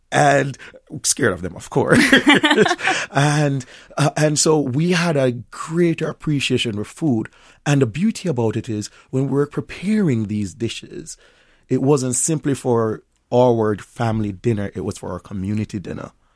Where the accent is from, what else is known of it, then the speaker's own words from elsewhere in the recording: Jamaica; accent: Jamaican; moved away as an adult; also born or lived in Tampa, Florida / Miami, Florida / Washington, D.C.; now in Minnesota, United States; didn't know that I was Jamaican a lot of times until later in life. And so now I'm in the Jamaican space, my accent is much thicker